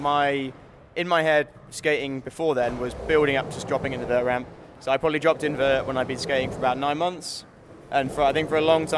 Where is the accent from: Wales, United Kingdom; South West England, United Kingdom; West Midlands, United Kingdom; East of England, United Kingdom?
West Midlands, United Kingdom; Birmingham; from Birmingham.